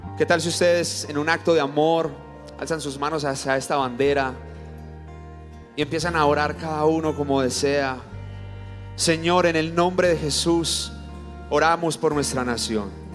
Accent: Colombia; somos colombianos

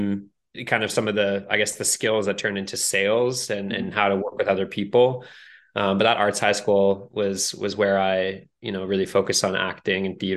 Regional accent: Canada; growing up in Canada

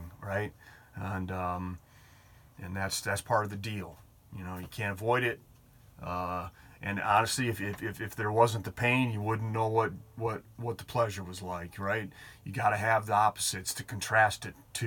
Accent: Detroit, Michigan, United States; that's my hometown here

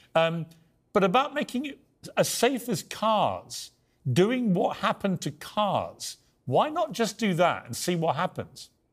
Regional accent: United Kingdom; accent: British; as a Brit

